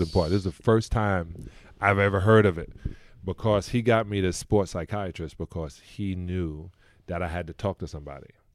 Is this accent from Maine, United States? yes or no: no; New York City, New York, United States; I grew up in Brooklyn, New York, Canarsie, and a project called Bayview Project